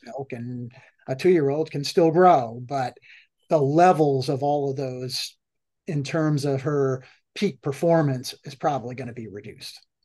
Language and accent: English; Massachusetts, United States; now in Florida, United States; I grew up in in Massachusetts